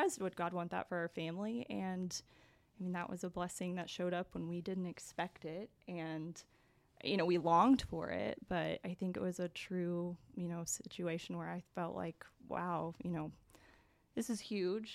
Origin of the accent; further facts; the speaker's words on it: Stilwell, Oklahoma, United States; also born or lived in Arkansas; Was raised in Stillwell, Oklahoma